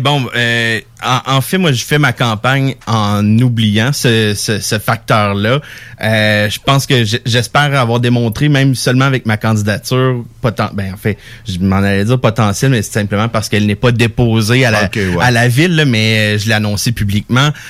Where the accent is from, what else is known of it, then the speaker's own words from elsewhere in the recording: Gatineau, Quebec, Canada; now in Lévis, Canada; j'ai grandi à Gatineau